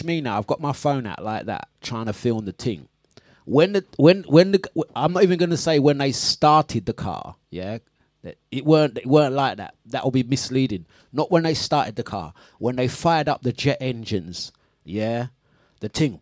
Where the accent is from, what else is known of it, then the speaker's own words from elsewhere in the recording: London, United Kingdom; That's my hometown where I grew up